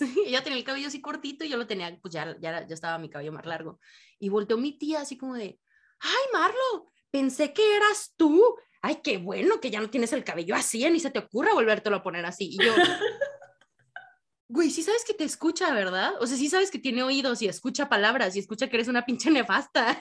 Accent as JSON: {"language": "Spanish", "country": "Mexico", "moved": "yes", "lives_now": "United States", "said": "en México"}